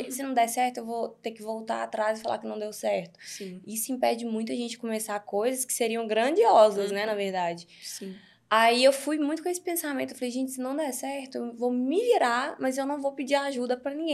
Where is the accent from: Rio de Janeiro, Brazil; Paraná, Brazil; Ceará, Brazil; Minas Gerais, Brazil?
Minas Gerais, Brazil; Divinópolis; moved away as an adult; also born or lived in Goiânia; Divinópolis, uhum. é, perto de BH, uns 120 quilômetros de BH. Uhum. É, meus pais são de lá, eu fui criada lá a vida toda